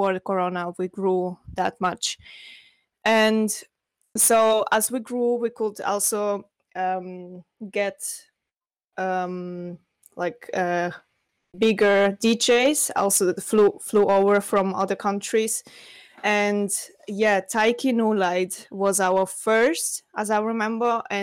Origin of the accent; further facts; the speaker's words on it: Russia; English is a second language; now in Switzerland; So I'm living in Switzerland, but originally I'm from Russia.